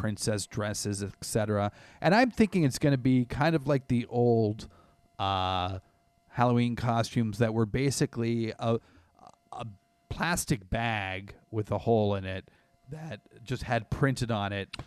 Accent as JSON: {"language": "English", "country": "Canada", "tie": "born or raised there", "said": "I grew up in Canada"}